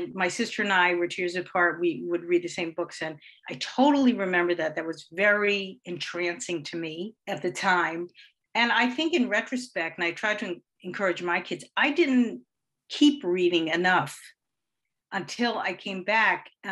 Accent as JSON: {"language": "English", "town": "Yonkers", "region": "New York", "country": "United States", "tie": "born or raised there", "also_born_or_lived": "White Plains", "said": "I grew up here in Yonkers"}